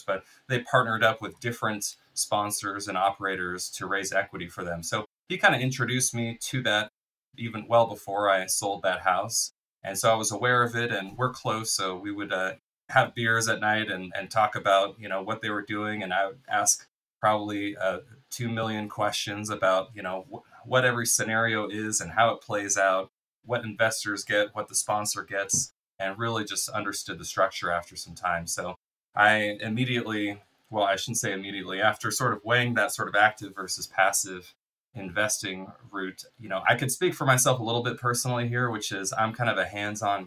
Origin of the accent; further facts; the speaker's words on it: Bay Area, California, United States; I went to school here. I'm from the Bay Area in California here